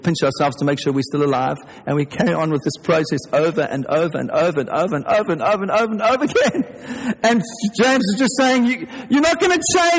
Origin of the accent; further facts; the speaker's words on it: South Africa; you can tell from my accent if you're English that I'm not English. I'm from South Africa